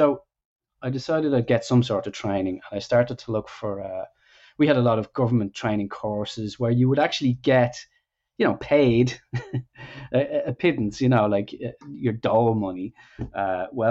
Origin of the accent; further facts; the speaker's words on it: Ireland; also born or lived in Dublin; I'm from Ireland, grew up there, of course, in the 80s